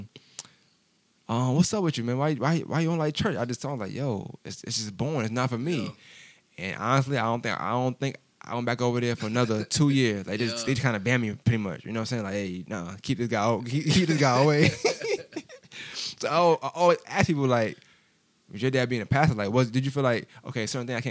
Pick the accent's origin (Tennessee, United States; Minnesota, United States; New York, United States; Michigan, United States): New York, United States; I'm from New York